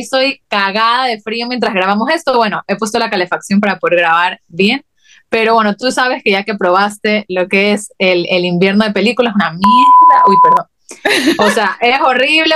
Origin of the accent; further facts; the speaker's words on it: Guayaquil, Guayas, Ecuador; moved away; las dos somos de Guayaquil